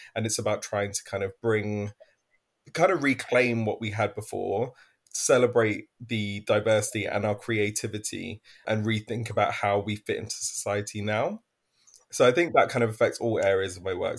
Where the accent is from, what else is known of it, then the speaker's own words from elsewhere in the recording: London, United Kingdom; I'm originally from East London.